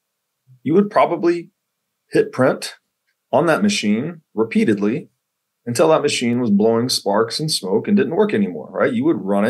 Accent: Tennessee, United States; I grew up in Tennessee, went to college in Tennessee

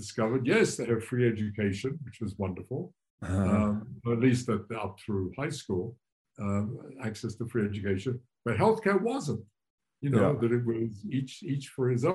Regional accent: England, United Kingdom; moved away as an adult; now in United States; I grew up, I was born in England, in the beginning of the Second World War. And I grew up in post-war Britain

